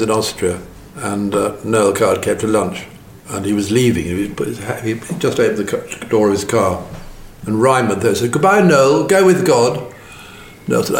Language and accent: English; Buckinghamshire, South East England, United Kingdom; My parents had a house in Buckinghamshire. And I was born there and grew up there.